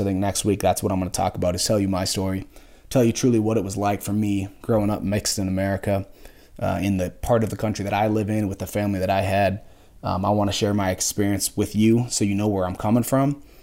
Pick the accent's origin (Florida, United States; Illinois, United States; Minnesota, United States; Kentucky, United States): Minnesota, United States; just outside Minneapolis; I grew up just outside Minneapolis